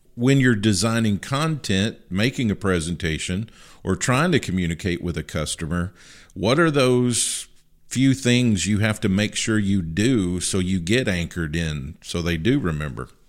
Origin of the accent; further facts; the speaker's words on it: Marshall County, Western Kentucky, United States; now in Missouri, United States; my high school where I grew up in my hometown at Marshall County High School in Western Kentucky